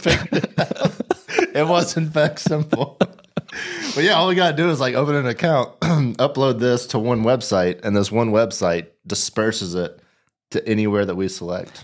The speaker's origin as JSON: {"language": "English", "town": "Nashville", "region": "Tennessee", "country": "United States", "tie": "born or raised there", "moved": "as an adult", "said": "I grew up in Nashville"}